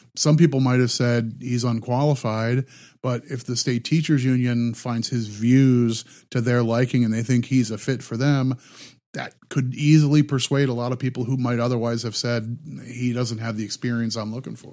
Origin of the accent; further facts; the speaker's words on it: Midwest, United States; I grew up in the Midwest, and, and there were lots of union workers at the, you know, the auto, um, the auto plants in the area where I grew up